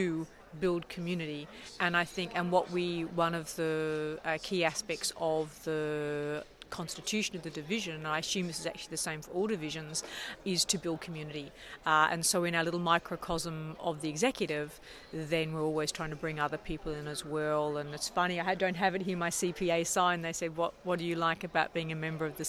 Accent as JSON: {"language": "English", "country": "Australia", "moved": "as an adult", "lives_now": "Canada", "said": "I'm Australian originally. I've been living in Canada for 20 years."}